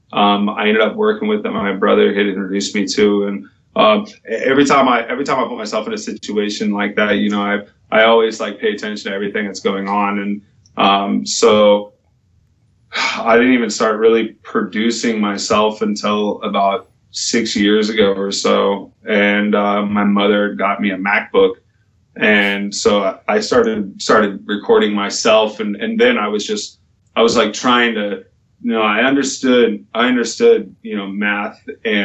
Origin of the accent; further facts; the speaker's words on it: California, United States; I was born and raised in California